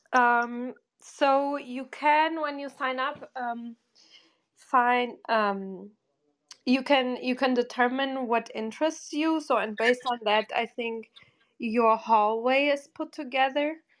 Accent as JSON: {"language": "English", "town": "Bochum", "region": "North Rhine-Westphalia", "country": "Germany", "tie": "born or raised there", "moved": "yes", "said": "In the ugliest place, Bochum, im Ruhrgebiet"}